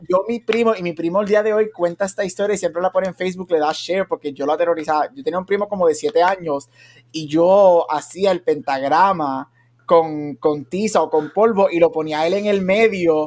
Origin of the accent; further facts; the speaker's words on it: Aguadilla, Puerto Rico; yo me crié, yo, soy de Aguadilla